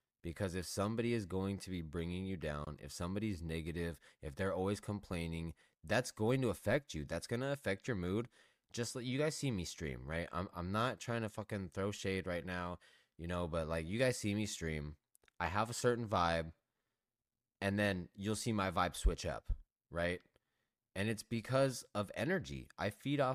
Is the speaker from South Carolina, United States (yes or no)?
no; Los Angeles, California, United States; I grew up in Southern California. Went to Hollywood every week. Grew up in Los Angeles